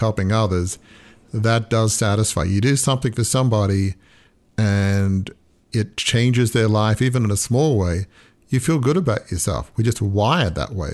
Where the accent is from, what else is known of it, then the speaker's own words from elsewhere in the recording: Australia; moved away; also born or lived in Oxford, England; I grew up in Australia in sort of almost an English Australian background